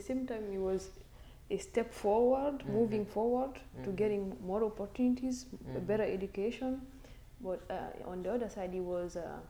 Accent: Guinea; moved away as an adult; now in United States; I'm from West Africa, Guinea. I moved to the US in 2014. Mm-hmm. It's been like about 5.5 years now.

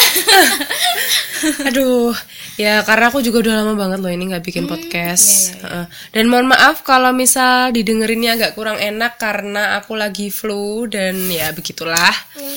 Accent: East Java, Indonesia; moved away as an adult; now in Yogyakarta, Indonesia; Jawa Timur juga kayak gitu sih mm. di daerah tempat tinggal aku tempat asal aku

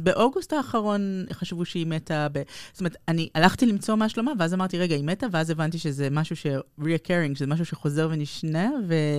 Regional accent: Tel Aviv, Tel Aviv District, Israel; נולדנו בכיכר דיזינגוף

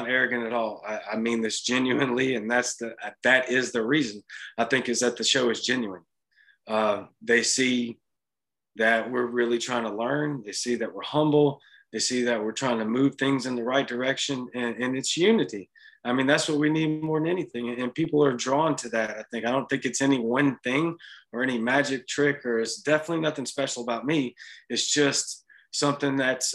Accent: Louisiana, United States; now in Mississippi, United States; I'm in Mississippi. I'm from Louisiana

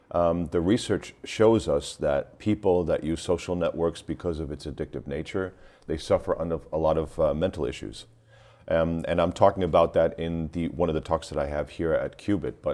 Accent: New York City, New York, United States; now in Germany; I'm originally from New York, but I live in Germany. So the company is based out of Germany, uh, and that's why I res- reside for more than like 23, 24 years now.

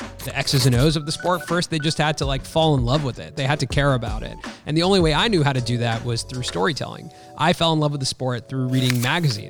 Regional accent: Los Angeles, California, United States; I grew up in Los Angeles

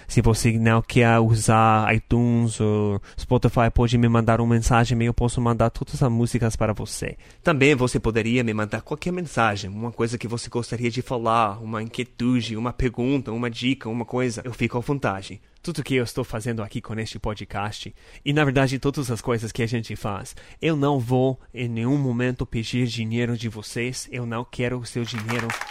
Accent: United States; Portuguese is a second language; now in Brazil; Eu sou norte-americano

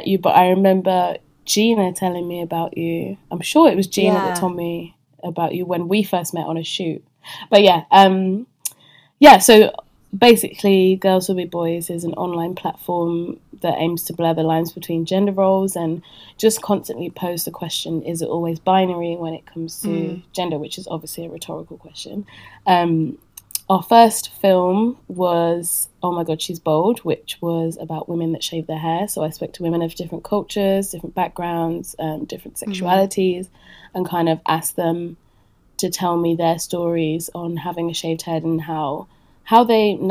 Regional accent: Leicester, East Midlands, United Kingdom; moved away as an adult; also born or lived in Paris; my hometown of Leicester

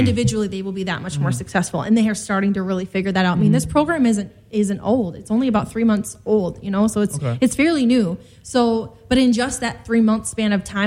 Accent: South Dakota, United States; now in Chicago, United States; I'm originally from South Dakota, so I'm like down home, like middle

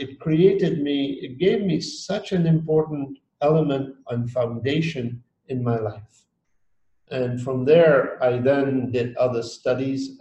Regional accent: Dar es Salaam, Tanzania; moved away; also born or lived in Geneva, Switzerland; I was born in Dar es Salaam, Tanzania, many, many years ago. And I did my first part of schooling there. And then my family sent me to École Internationale de Genève in Geneva

